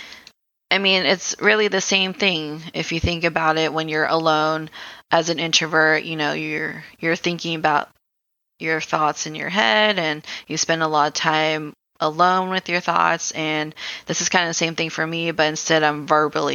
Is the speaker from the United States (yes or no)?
no; Philippines; I'm Filipino